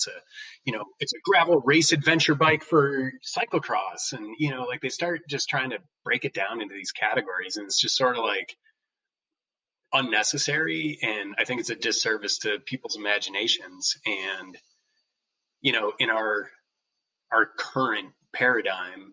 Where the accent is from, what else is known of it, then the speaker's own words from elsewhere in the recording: Crandon, Wisconsin, United States; I grew up in Crandon